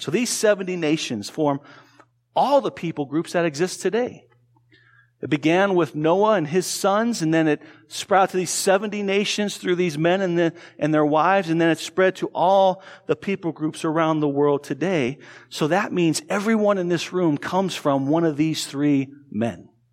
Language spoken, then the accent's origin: English; Tucson, Arizona, United States; I grew up in Tucson, Arizona, so I spoke Spanish